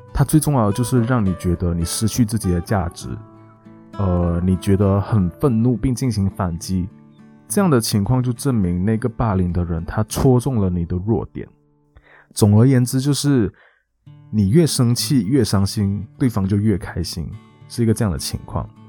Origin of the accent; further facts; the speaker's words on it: Malaysia; moved away; also born or lived in Taiwan; 我们都是马来西亚人嘛，然后都在台湾